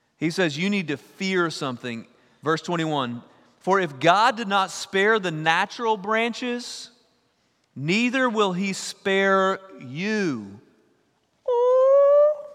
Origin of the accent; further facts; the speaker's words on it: East Texas, United States; I'm from East Texas